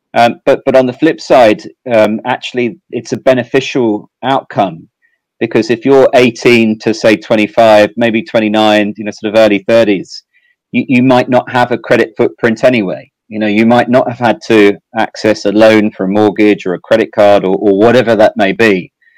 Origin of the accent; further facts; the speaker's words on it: South East England, United Kingdom; moved away as an adult; also born or lived in Amsterdam, Netherlands / Ireland / Sydney, Australia; now in Singapore; I'm from England originally. Um, I think uh, my accent still still shows that. Um, I, I, grew up in uh, sort of southeast England.